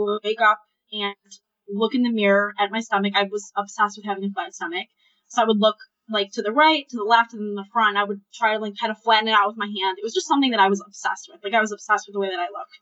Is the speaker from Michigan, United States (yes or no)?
yes; Ann Arbor, Michigan, United States; I'm 24 years old, and I am from Ann Arbor, Michigan